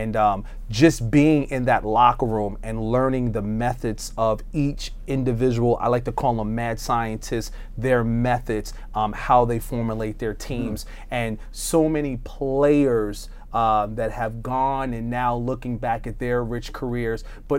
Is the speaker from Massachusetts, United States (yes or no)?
no; Long Island, New York, United States; now in Cleveland, United States; a kid growing up in Long Island